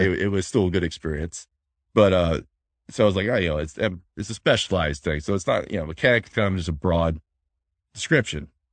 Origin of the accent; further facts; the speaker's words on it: Florida, United States; moved away; I'm from Florida.